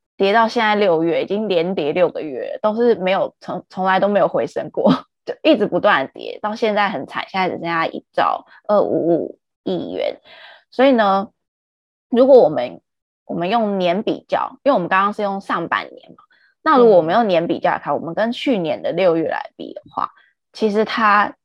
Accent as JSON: {"language": "Chinese", "country": "Taiwan", "said": "我们台湾人"}